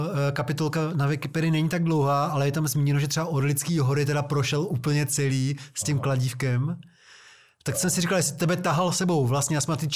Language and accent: Czech; Prostějov, Olomouc Region, Czechia; Z Konice u Prostějova, já jsem z Prostějova.